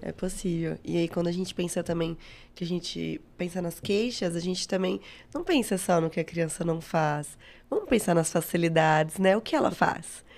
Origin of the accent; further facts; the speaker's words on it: Uberaba, Minas Gerais, Brazil; sou de Uberaba, fiz a federal